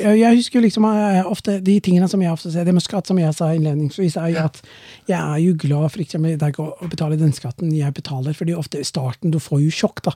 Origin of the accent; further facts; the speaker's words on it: Somalia; Norwegian is a second language; moved away as an adult; now in Norway; Jeg er jo fra Somalia